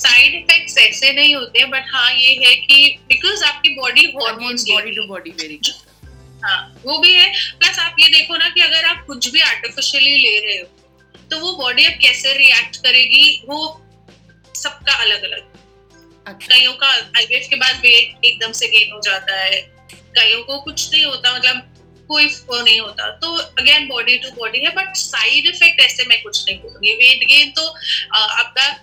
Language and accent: Hindi; Delhi, India; अगर आप दिल्ली की जैसे मैं दिल्ली से हूँ तो अगर आप दिल्ली की बात करें तो बहुत हॉस्पिटल्स अच्छे रिप्यूटेड हॉस्पिटल्स हैं